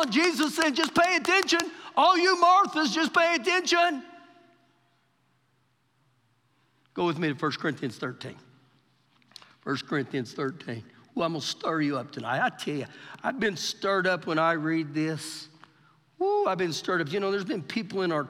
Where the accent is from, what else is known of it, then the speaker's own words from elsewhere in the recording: Oklahoma, United States; now in Lubbock, United States; we're from Oklahoma, I'm from Oklahoma.